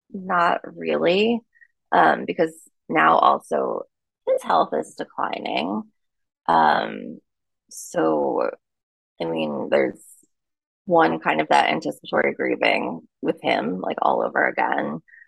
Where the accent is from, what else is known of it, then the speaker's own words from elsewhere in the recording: New York, United States; Tried it for the fall, came back and was like, no, I'm a New Yorker.